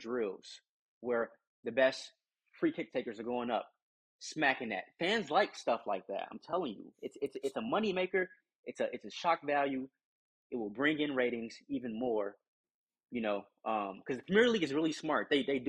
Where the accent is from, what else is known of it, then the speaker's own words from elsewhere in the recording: United States; this is me speaking as American